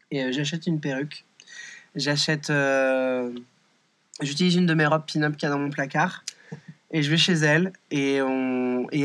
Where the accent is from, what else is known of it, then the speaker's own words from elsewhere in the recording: France; je suis française, je suis en mode oh waouh, baby, c'est trop bien.